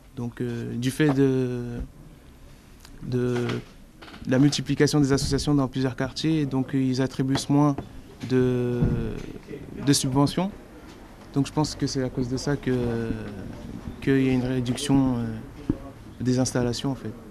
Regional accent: Paris, Île-de-France, France; d'avoir grandi ici

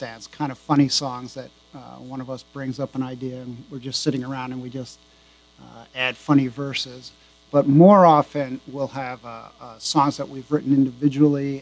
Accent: Leonia, New Jersey, United States; moved away; also born or lived in Manchester, New Hampshire; as a kid, I grew up in New Jersey, not too far from the George Washington Bridge, in a little town called Leonia

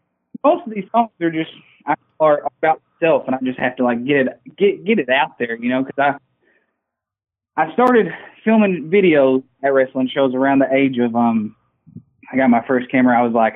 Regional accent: Arkansas, United States; And I'm from Arkansas, so I always listen to country.

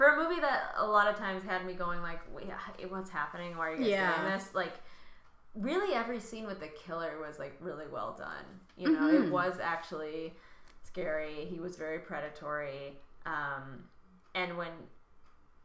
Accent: New Lenox, Illinois, United States; I grew up in New Lenox, Illinois, just by Joliet.

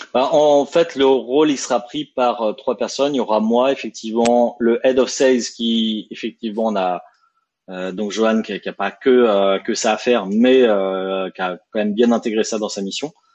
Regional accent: France; accent: French; quand on est en France avec notre French accent

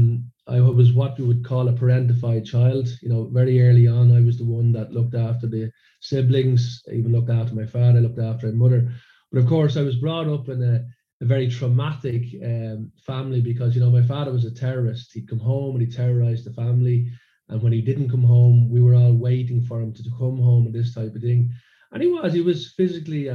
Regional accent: Dublin, Leinster, Ireland; now in Sweden; growing up in a suburb of Dublin.

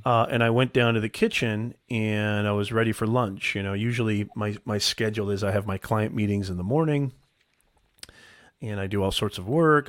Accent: Logan, Utah, United States; moved away; also born or lived in Indiana; I was born in Logan, Utah

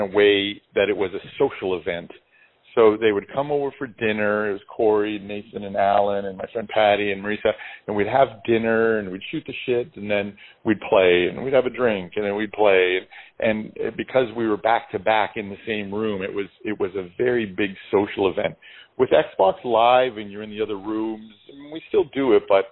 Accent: Canada; we're Canadian

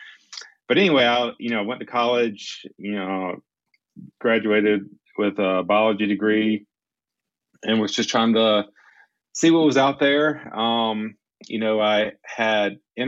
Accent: South Carolina, United States; moved away as an adult; now in Colorado, United States; I'm from South Carolina. Grew up in South Carolina basically all my life. I'm currently in Colorado, and I've been in Colorado for the past 11 years.

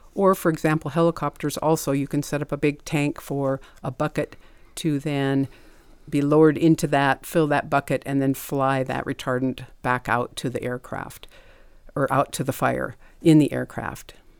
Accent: Montana, United States; I was born and raised in Montana

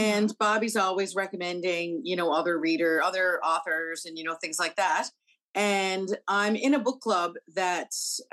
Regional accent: Newfoundland and Labrador, Canada; the teacher in me just as much as the Newfoundlander.

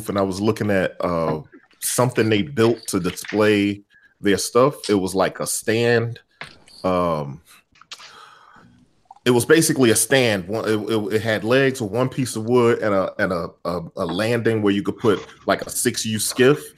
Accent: Chicago, Illinois, United States; moved away; Schaumburg, just outside of Chicago, my hometown

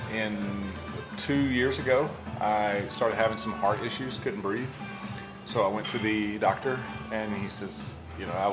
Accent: Virginia, United States; moved away as an adult; also born or lived in Florida; now in Las Vegas, United States; I'm originally from Virginia, and I left Virginia, went to school in Florida

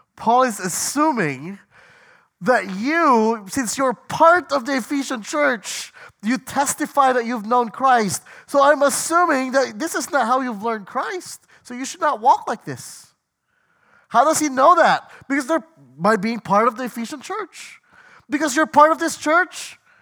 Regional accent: Washington, United States; I'm from Washington State

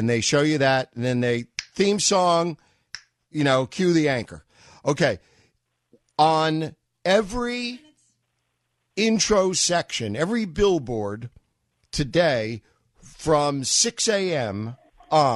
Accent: New York, United States; moved away; I was from New York, and so I listened to Barry Farber and Bob Grant

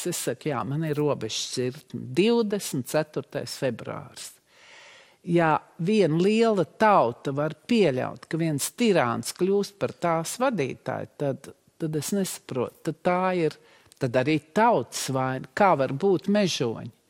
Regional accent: Russia; now in Latvia; Mums ir pašiem kauns pašām ka mēs esam krievietes, ka mēs nākam no Putina Krievijas.

